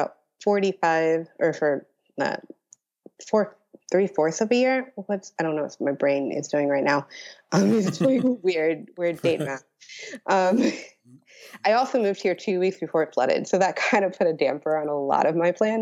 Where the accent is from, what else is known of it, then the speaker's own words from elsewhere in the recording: Pittsburgh, Pennsylvania, United States; growing up in Pittsburgh, like, Pittsburgh has a good art scene